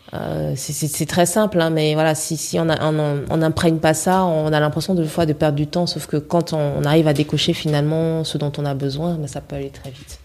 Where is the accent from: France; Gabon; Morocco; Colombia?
Gabon; je suis gabonaise